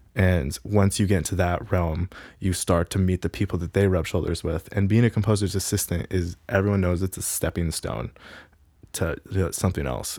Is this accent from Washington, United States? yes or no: yes; Pullman, Washington, United States; also born or lived in Gig Harbor, Washington / Tacoma, Washington; I grew up in Pullman.